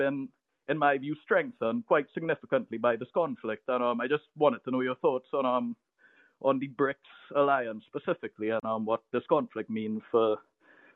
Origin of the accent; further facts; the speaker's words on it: Trinidad & Tobago; I'm from Trinidad and Tobago, a small twin island nation off the coast of Venezuela